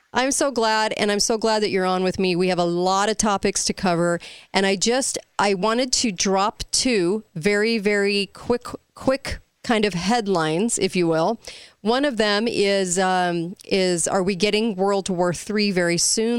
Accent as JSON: {"language": "English", "region": "California", "country": "United States", "tie": "born or raised there", "said": "me growing up in California"}